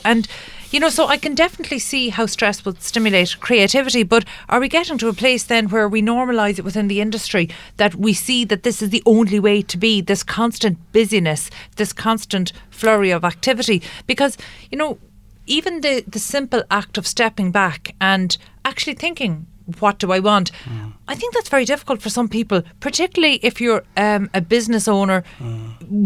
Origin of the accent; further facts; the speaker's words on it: Ireland; As Irish people